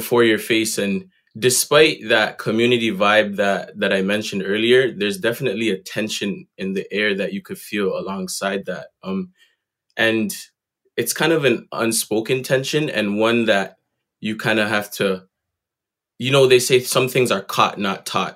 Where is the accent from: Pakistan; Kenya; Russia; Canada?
Canada; Toronto, Ontario; growing up in Jane and Finch is a super unique experience.